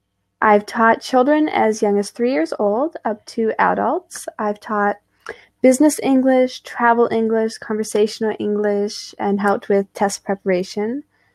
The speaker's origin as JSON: {"language": "English", "region": "British Columbia", "country": "Canada", "tie": "born or raised there", "moved": "yes", "lives_now": "Quebec, Canada", "said": "Hello, I'm Teacher … from Canada. I grew up in British Columbia, Canada, on the western side of the country, and now I live in Quebec, on the eastern side of the country."}